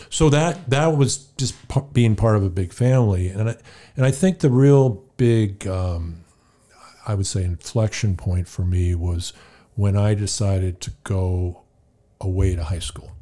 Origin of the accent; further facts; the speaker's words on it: California, United States; moved away as an adult; I grew up in California